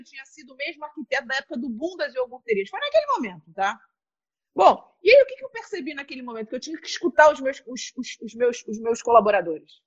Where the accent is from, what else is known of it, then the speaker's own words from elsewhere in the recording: Vila Isabel, Rio de Janeiro, Brazil; nasci em Vila Isabel